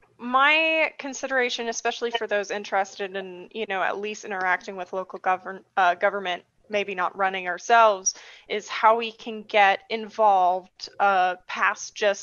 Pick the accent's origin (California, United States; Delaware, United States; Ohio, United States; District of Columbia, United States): California, United States; San Francisco; now in Phoenix, United States; I actually am a San Francisco native.